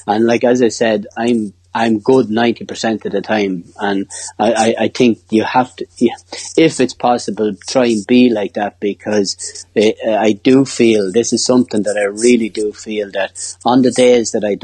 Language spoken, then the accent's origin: English; Ireland; being the Irish lad